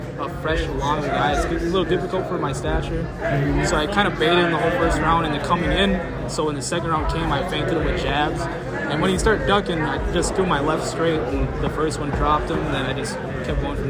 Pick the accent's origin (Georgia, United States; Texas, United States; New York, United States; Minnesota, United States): Minnesota, United States; Hinckley; my hometown